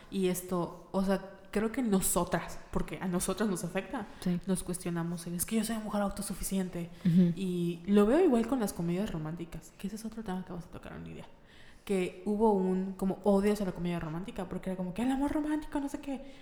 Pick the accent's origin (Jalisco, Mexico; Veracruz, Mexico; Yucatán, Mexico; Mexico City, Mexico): Yucatán, Mexico; Mérida; somos de Mérida